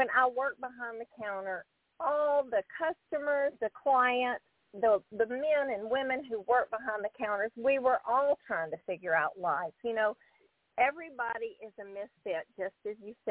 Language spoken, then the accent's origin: English; the South, United States; accent: southern; I'm embarrassed by my southern accent